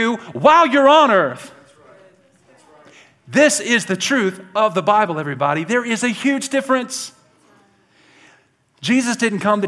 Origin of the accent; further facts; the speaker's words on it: Birmingham, Alabama, United States; now in Idaho, United States; I was born in Birmingham, Alabama